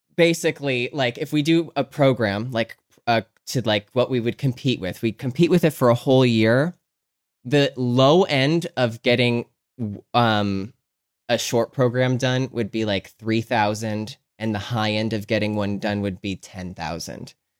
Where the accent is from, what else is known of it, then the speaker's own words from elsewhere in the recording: Scranton, Pennsylvania, United States; moved away; also born or lived in Philadelphia; I'm from Scranton, Pennsylvania